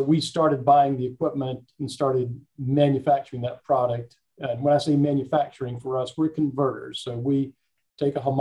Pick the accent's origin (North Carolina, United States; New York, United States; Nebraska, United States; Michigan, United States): North Carolina, United States; Laurinburg; also born or lived in Charlotte; I was actually born in Charlotte, but I've grown up in Laurinburg